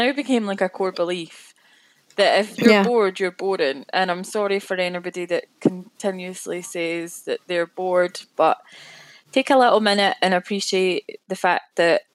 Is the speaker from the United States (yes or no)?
no; Scotland, United Kingdom; I'm Scottish